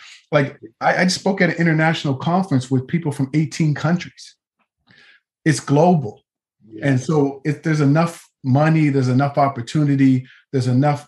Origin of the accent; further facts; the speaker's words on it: Nova Scotia, Canada; growing up in Nova Scotia, Canada